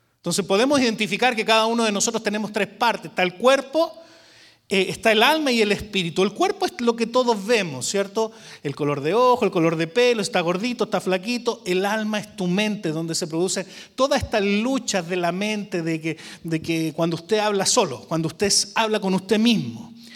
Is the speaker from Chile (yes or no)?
yes; Chile; now in Arlington, Texas, United States; Yo soy chileno, hace como un año ya me hice americano